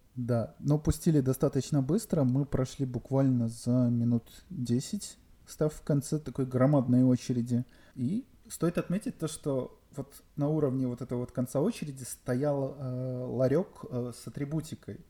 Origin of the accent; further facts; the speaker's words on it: Belarus; Я белорус